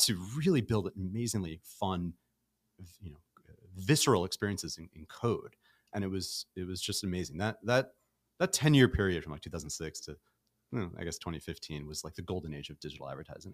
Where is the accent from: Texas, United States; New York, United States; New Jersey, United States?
New York, United States; New York City; moved away as an adult; now in Los Angeles, United States; I'm from Brooklyn, and I've lived nowhere else but New York City